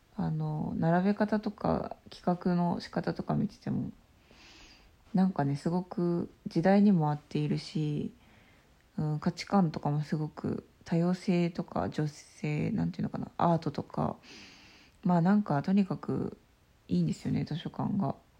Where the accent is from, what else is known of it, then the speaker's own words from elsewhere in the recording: Obihiro, Hokkaido, Japan; 帯広で生まれたけど、あんまり帯広に愛着がなくて、で、あの、旅したりして帰ってきて、で、今やっと帯広を見直した